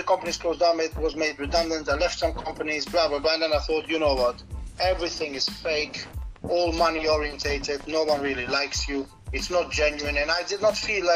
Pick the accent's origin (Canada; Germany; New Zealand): Germany; moved away; I grew up in Germany